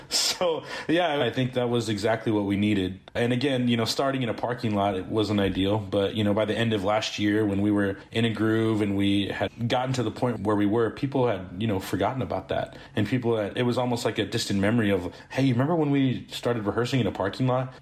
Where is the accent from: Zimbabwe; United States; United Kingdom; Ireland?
United States; Springfield, Missouri; we're from Springfield, Missouri